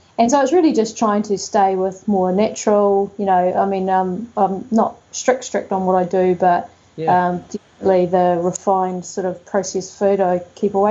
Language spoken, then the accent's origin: English; Dunedin, Otago, New Zealand; now in West Coast, New Zealand; I'm really a Southern girl, and while I'm on the West Coast, I'm from Dunedin